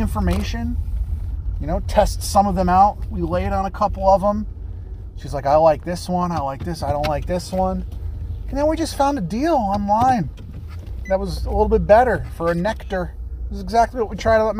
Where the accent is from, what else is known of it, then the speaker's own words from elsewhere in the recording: United States; We're Americans